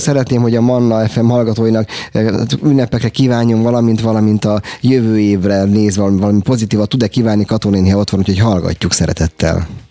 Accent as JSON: {"language": "Hungarian", "region": "Budapest", "country": "Hungary", "tie": "born or raised there", "said": "én született budapesti vagyok"}